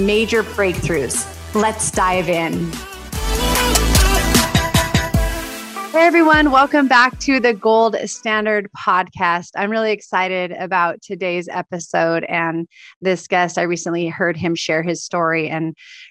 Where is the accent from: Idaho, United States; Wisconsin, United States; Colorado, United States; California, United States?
California, United States; I'm from California.